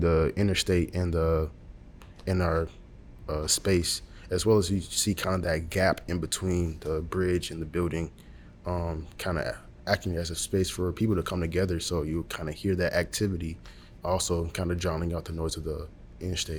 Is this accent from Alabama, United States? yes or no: yes; Montgomery, Alabama, United States; I'm from Montgomery, Alabama